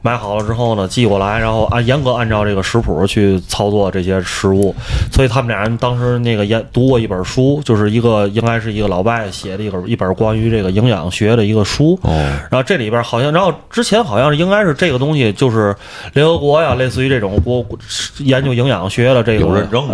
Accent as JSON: {"language": "Chinese", "country": "China", "said": "作为一个中国人"}